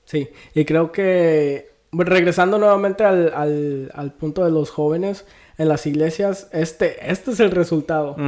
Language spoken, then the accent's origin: Spanish; Mexico; yo soy del 96 y nací en México